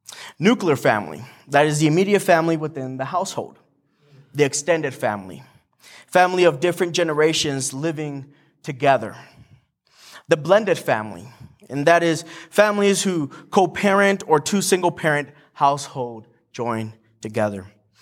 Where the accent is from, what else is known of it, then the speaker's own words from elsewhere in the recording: Morelia, Michoacán, Mexico; also born or lived in San Diego, United States; I was born in San Diego, raised in Mexico, specifically in Morelia, Michoacan, which is really down south in Mexico. And I have a lot of family there.